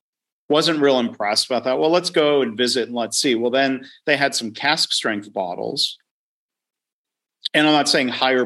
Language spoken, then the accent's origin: English; Detroit, Michigan, United States; moved away; I grew up around Detroit